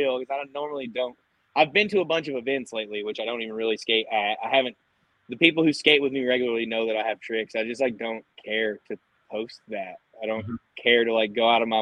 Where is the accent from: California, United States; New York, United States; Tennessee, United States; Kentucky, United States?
Kentucky, United States; I was born and raised in Kentucky